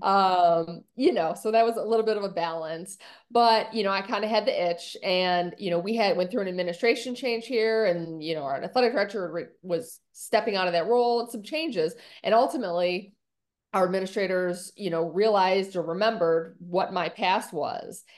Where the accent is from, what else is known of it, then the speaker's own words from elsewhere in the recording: Buffalo, New York, United States; now in Orlando, United States; I grew up in upstate New York in Buffalo